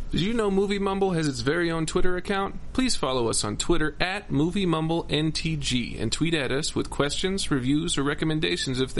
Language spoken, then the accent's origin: English; United States; because we're Americans